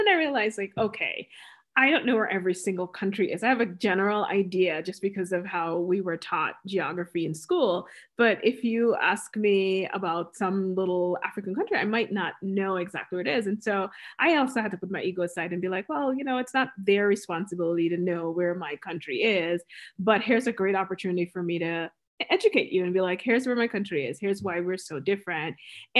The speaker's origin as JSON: {"language": "English", "country": "Guyana", "moved": "yes", "lives_now": "United States", "said": "I'm from Guyana"}